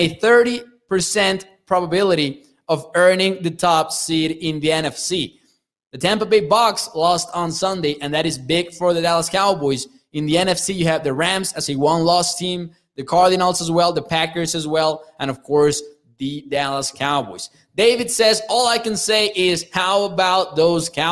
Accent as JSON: {"language": "English", "region": "Chihuahua", "country": "Mexico", "said": "I'm from Chihuahua"}